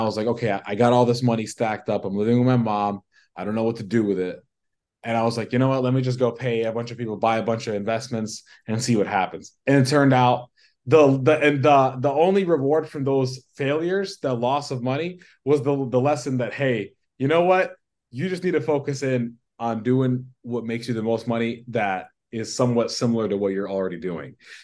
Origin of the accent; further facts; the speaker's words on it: Chicago, Illinois, United States; also born or lived in Brooklyn, New York / California; I'm from Brooklyn. I grew up in the Sheepshead Bay Area from the ages of, 1 to 7. And then my family moved to California. And of course, I went with them. And then when I was 10, we all moved to Chicago.